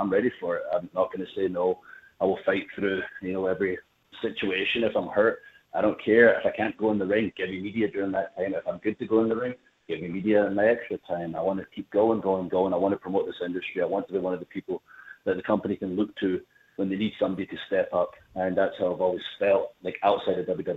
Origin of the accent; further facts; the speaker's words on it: Scotland, United Kingdom; I'm from Scotland